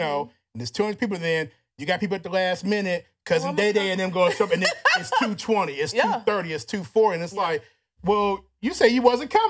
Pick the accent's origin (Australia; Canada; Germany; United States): United States; Louisiana; Yeah, I'm from Louisiana. I'm a big boy, too.